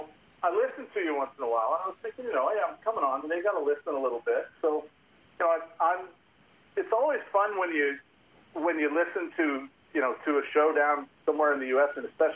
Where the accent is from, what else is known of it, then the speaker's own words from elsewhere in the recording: Vancouver, British Columbia, Canada; also born or lived in United States; I grew up in Vancouver, but I've lived kind of half and half. I was born in not too far from you guys, but grew up here.